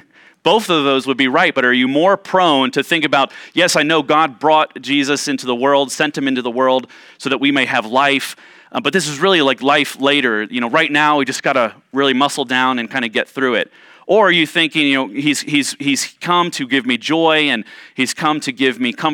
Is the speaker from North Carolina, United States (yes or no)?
no; Ohio, United States; Growing up in Central Ohio, we had a basement, like most homes there in Ohio, we had a basement